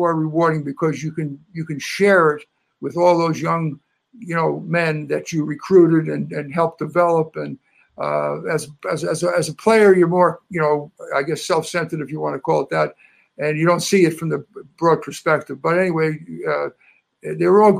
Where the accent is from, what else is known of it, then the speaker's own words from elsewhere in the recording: New York City, New York, United States; moved away as an adult; also born or lived in Nova Scotia, Canada; now in Antigonish, Canada; I grew up in New York City